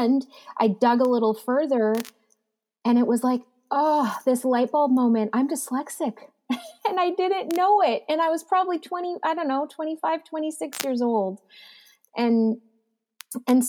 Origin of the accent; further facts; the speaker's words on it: Abbotsford, British Columbia, Canada; I was born and raised in Abbotsford, BC, up in Canada